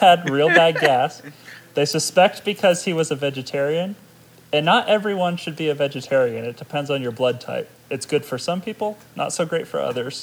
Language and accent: English; United States; I'm American, dang it.